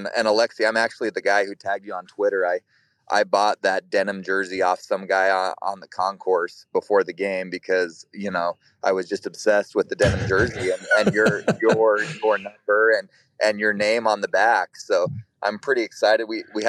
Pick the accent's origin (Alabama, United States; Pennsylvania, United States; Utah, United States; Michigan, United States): Utah, United States; Ogden; I actually am calling from just outside the stadium in Nashville, but I am from Salt Lake City, from the Ogden area, north of Salt Lake.